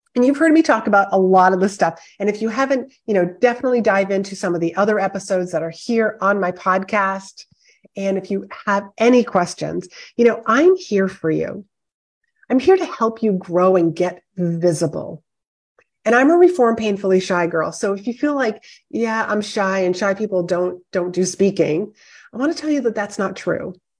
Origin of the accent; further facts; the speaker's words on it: Northeast, United States; I am from the Northeast